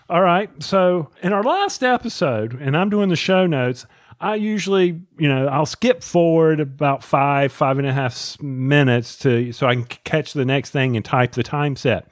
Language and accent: English; Charlotte, North Carolina, United States; I grew up in Charlotte